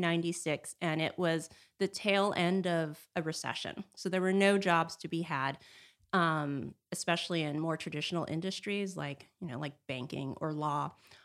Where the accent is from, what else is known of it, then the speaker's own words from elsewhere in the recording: Los Angeles, California, United States; I grew up in California, in Los Angeles, and came up here for school to Northern California.